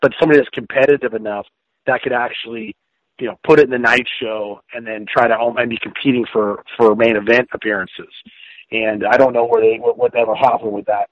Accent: Washington, United States; I live, you know, obviously I'm from Washington State area here

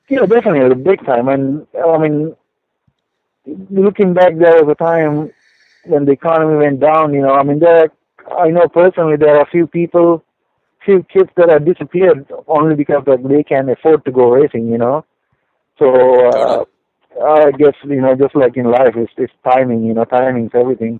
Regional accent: Sri Lanka; also born or lived in Denver, Colorado / Houston, Texas; now in California, United States; I am originally from Sri Lanka, uh, which is a tiny island uh, in Indian Ocean

